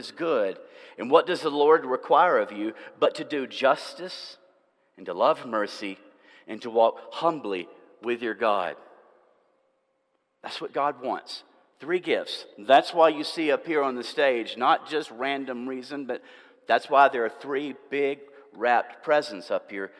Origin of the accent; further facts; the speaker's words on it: Nashville, Tennessee, United States; also born or lived in Franklin, Tennessee / Murfreesboro, Tennessee; about 30 miles from where I grew up in Nashville and Franklin